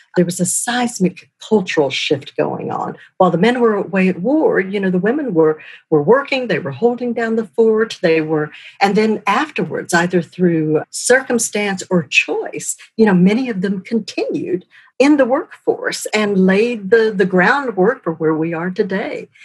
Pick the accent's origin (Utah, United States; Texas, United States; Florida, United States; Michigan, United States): Texas, United States; moved away as an adult; also born or lived in Boston / Los Angeles; I grew up in Texas